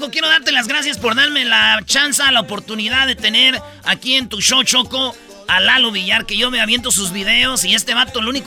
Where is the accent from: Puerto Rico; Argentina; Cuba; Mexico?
Mexico; Michoacán; yo soy de Michoacán